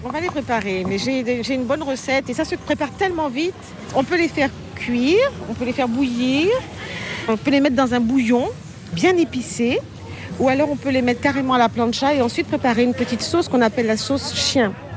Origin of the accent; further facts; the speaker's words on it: Paris, Île-de-France, France; accent: Parisian; also born or lived in Guadeloupe; now in Marie-Galante, Guadeloupe; mon enfance euh, parisienne